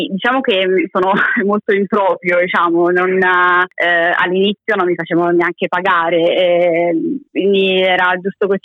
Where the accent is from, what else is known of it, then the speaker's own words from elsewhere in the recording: Naples, Campania, Italy; ho 25 anni, vengo da Napoli